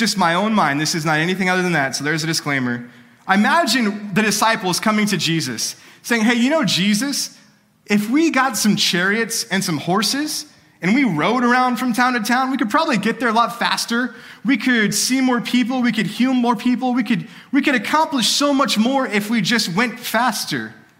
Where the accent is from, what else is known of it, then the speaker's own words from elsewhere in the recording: California, United States; now in Texas, United States; But I came from California. And when I lived in California, one of my dreams